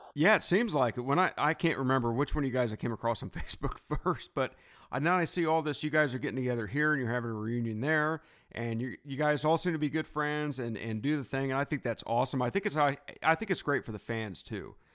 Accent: United States; I'm from the States

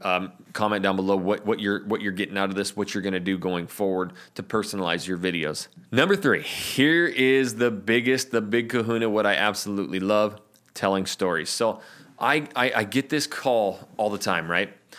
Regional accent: Coeur d'Alene, Idaho, United States; moved away as an adult; now in Portland, United States; I'm from North Idaho, the Coeur d'Alene area.

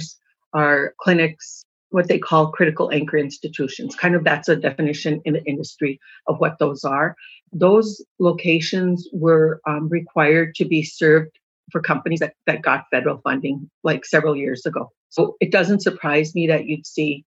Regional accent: Turtle Mountain Reservation, North Dakota, United States; I grew up on the Turtle Mountain Reservation

